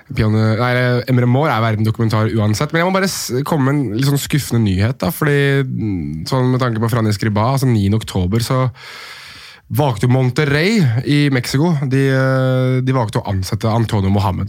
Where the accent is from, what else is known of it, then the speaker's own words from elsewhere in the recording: Norway; jeg er nordmann